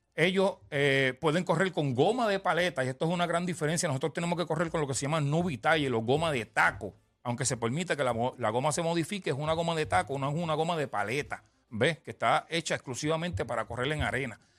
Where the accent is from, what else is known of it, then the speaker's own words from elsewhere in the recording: Ponce, Puerto Rico; Yo soy de Ponce